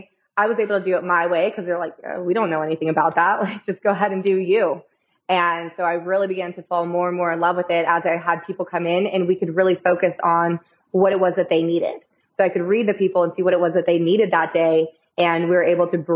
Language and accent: English; California, United States; moved away as an adult; I came from California originally.